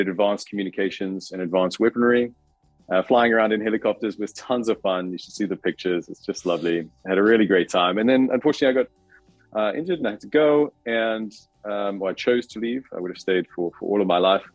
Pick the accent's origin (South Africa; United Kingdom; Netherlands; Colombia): South Africa; moved away; I'm from South Africa. So I grew up there